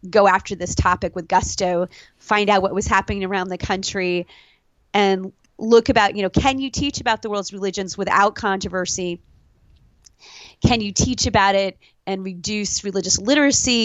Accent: Ohio, United States; also born or lived in New York State / Boston; when I was growing up in Ohio, we moved to Ohio from New York State when I was 9

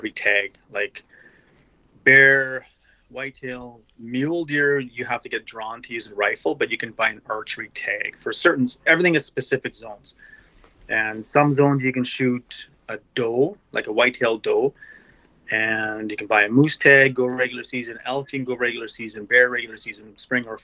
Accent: Regina, Saskatchewan, Canada; I'm from Regina, Saskatchewan, up in Canada.

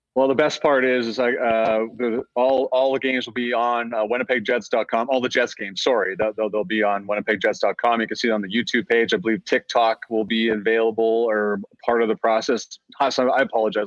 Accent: Cochrane, Alberta, Canada; my hometown of Cochrane, Alberta

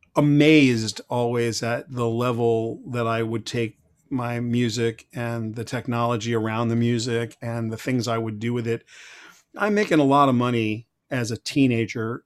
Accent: Huntington, New York, United States; also born or lived in Brooklyn, New York; I grew up in Huntington, Long Island, uh, kind of a blue collar neighborhood

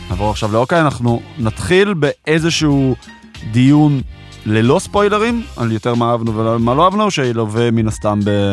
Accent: Israel; גדלתי פה ב- בישראל

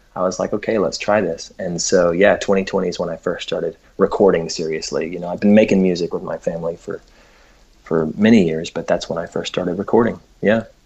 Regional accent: Memphis, Tennessee, United States; we were raised in Memphis, Tennessee

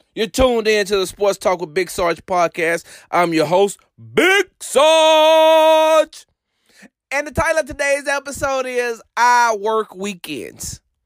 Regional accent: Houston, Texas, United States; I'm from Texas. I'm from Houston

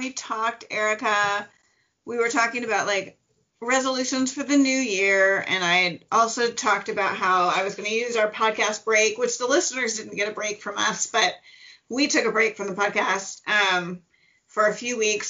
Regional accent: Midwest, United States; I'm a Midwesterner

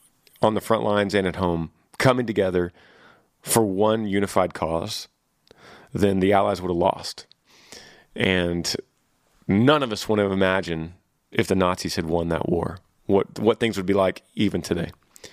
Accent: Texas, United States; Yeah, John, I grew up in Texas, and the thing that we did was play football.

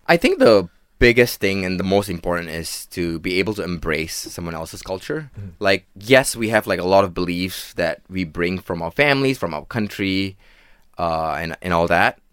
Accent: Klang, Selangor, Malaysia; Born and raised in Klang

